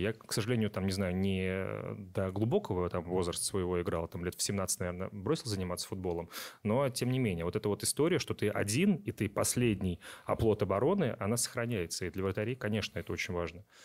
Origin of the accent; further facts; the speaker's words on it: Astrakhan Oblast, Russia; moved away; я из Астраханской области, то есть небольшое такое село